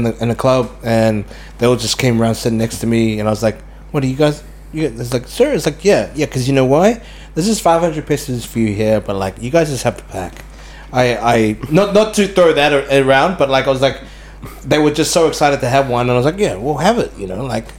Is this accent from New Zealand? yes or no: yes; New Zealand; I'm not from Guam. I'm Filipino. I'm just from New Zealand.